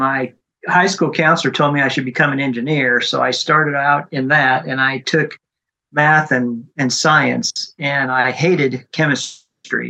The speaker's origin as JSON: {"language": "English", "town": "Lincoln", "region": "Nebraska", "country": "United States", "tie": "born or raised there", "moved": "as an adult", "lives_now": "Oklahoma, United States", "said": "I grew up in Lincoln."}